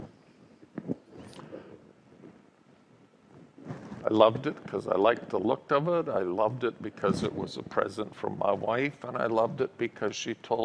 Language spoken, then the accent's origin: English; Calgary, Alberta, Canada; the family home I grew up in Calgary